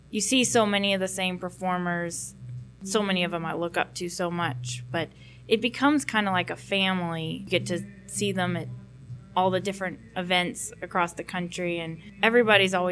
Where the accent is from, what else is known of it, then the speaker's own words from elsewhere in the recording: McKinney, Texas, United States; also born or lived in Burleson, Texas; I grew up in McKinney, Texas. I'm still in that general area, Burleson, near Fort Worth.